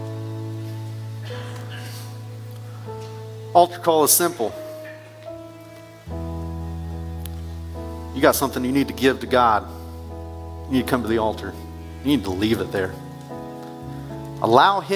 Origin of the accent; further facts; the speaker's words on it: United States; also born or lived in Northern Illinois; I grew up in Wayne County